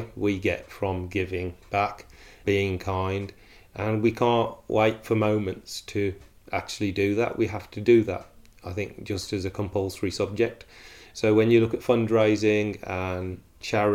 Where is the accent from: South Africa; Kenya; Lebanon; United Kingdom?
United Kingdom; Wolverhampton, West Midlands; I'm born and bred in Wolverhampton, live here with my family.